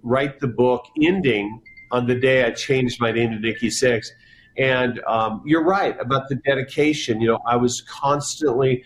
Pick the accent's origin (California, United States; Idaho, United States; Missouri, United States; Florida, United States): Idaho, United States; Jerome; now in Wyoming, United States; where I grew up in Jerome, Idaho